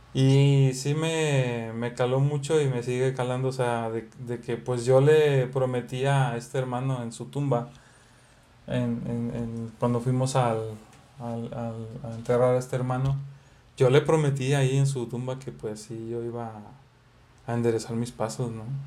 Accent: Xalapa, Veracruz, Mexico; now in Monterrey, Mexico; donde venimos somos de Veracruz, de Jalapa

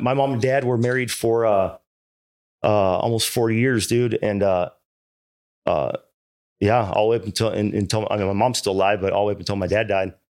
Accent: Irvine, California, United States; also born or lived in Hawaii; I grew up in Irvine, man, and, and, uh, I was an only child

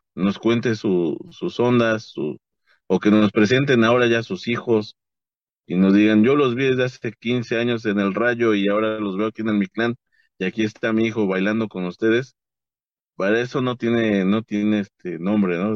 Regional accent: Nezahualcóyotl, State of Mexico, Mexico; yo soy de Nesa

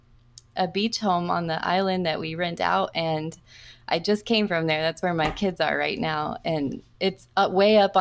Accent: Florida, United States; moved away as an adult; also born or lived in Southern California; I'm in Florida and I was born and raised here in Florida.

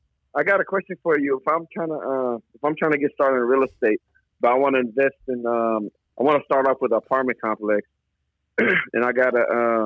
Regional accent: Oakland, California, United States; Oakland, California.

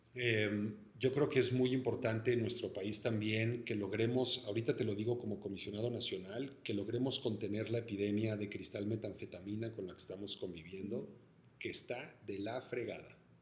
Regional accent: Mexico City, Mexico; yo como chilango también, me siento muy orgulloso de vivir en esta ciudad

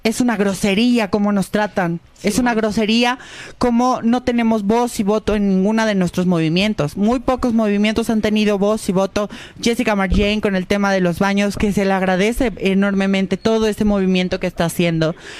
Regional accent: Guadalajara, Jalisco, Mexico; yo soy de Guadalajara

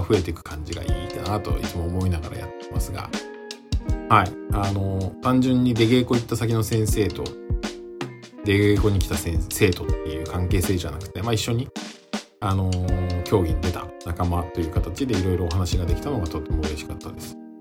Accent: Yokohama, Kanagawa, Japan; now in Fukuoka, Japan; 私の実家に帰れば横浜

